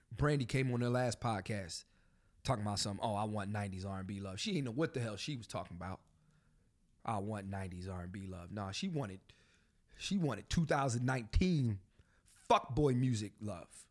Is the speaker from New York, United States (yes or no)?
no; Philadelphia, Pennsylvania, United States; I'm from Philly.